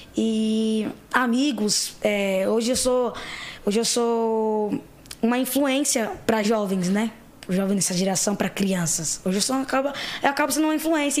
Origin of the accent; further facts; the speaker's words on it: São Paulo, Brazil; Eu vim da periferia em São Paulo, zona leste de São Paulo. Cresci, passei a minha vida, vida toda assim